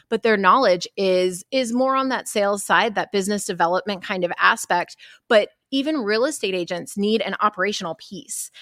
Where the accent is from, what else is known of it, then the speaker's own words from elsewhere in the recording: Texas, United States; I'm from Texas